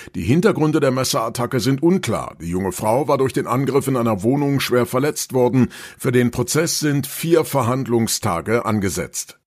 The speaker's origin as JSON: {"language": "German", "region": "Rhineland", "country": "Germany", "tie": "born or raised there", "said": "hier bei uns im Rheinland"}